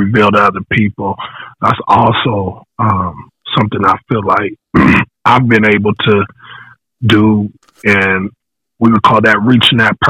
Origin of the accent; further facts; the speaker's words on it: Riverside, California, United States; I'm from Eastside Riverside, California